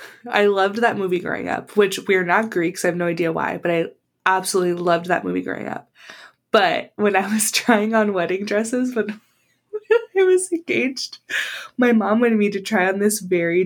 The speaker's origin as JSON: {"language": "English", "town": "San Diego", "region": "California", "country": "United States", "tie": "born or raised there", "said": "growing up in San Diego"}